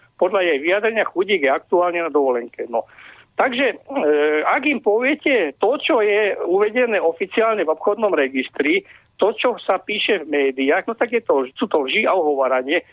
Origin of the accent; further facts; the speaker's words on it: Poprad, Prešov Region, Slovakia; Ja som terorista z Popradu